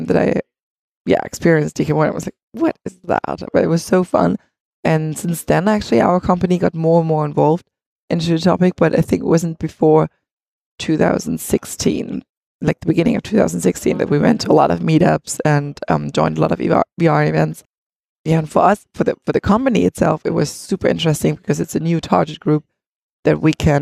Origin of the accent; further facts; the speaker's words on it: Leipzig, Saxony, Germany; we're all from Leipzig